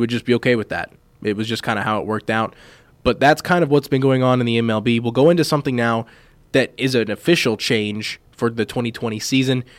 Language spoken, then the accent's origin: English; Kansas City, United States; growing up in Kansas City